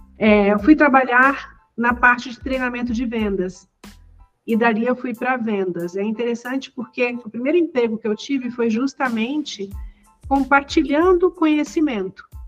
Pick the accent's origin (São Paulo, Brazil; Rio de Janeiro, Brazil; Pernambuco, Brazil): Rio de Janeiro, Brazil; eu cresci no Rio de Janeiro